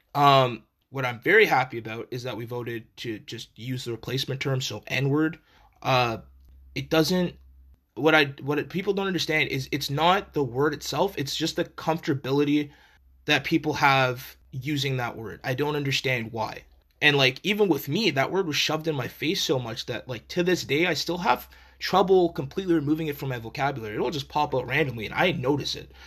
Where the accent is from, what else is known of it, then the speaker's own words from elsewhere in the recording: Canada; as Canadian citizens